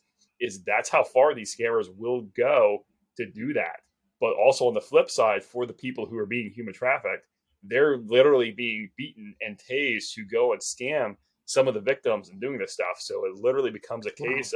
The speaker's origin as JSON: {"language": "English", "region": "North Carolina", "country": "United States", "tie": "born or raised there", "also_born_or_lived": "Washington, D.C. area", "moved": "yes", "said": "growing up in North Carolina, where we used to have a lot of hog roast and everything"}